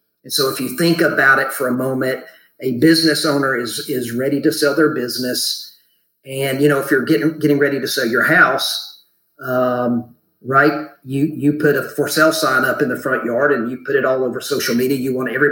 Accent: North Georgia, United States; I grew up in North Georgia

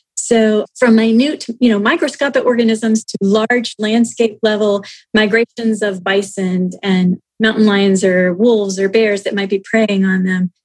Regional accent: United States; we, as the American people

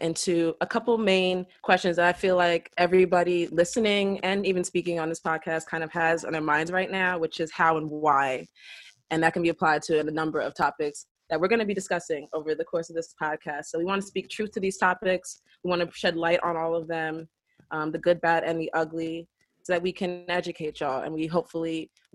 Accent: New Rochelle, New York, United States; I'm a 24-year-old Black female from New Rochelle.

